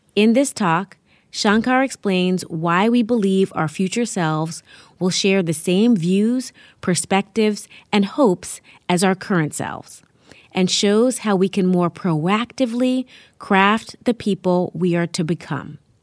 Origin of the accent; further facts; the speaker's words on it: New York City, New York, United States; I live in my hometown, New York City